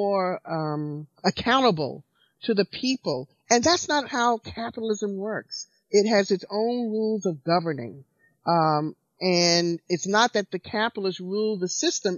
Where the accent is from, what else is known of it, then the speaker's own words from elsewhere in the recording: Alabama, United States; I was born under segregation in Alabama in 1952